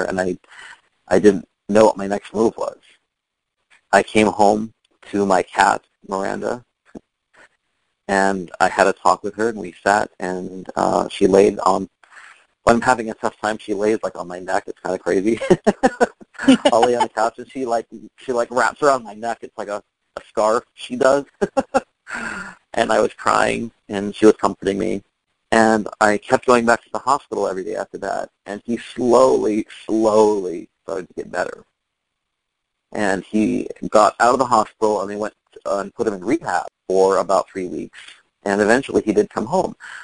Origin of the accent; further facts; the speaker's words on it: San Diego, California, United States; also born or lived in New York City, United States; now in Fort Lauderdale, United States; I'm from San Diego, but I lived in New York for 17 years